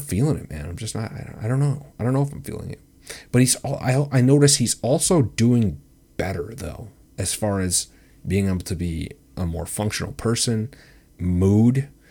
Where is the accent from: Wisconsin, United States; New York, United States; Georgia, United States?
Wisconsin, United States; my home state of Wisconsin, Wisco.